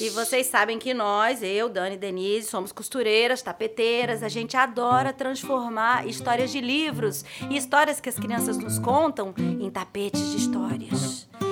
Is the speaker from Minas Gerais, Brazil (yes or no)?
no; São Caetano do Sul, São Paulo, Brazil; Lá na minha cidade onde eu nasci, São Caetano e São Paulo